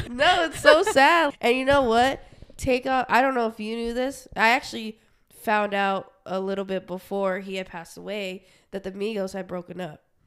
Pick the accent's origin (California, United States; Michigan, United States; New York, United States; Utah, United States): Utah, United States; also born or lived in Portland; now in Arizona, United States; we're from Utah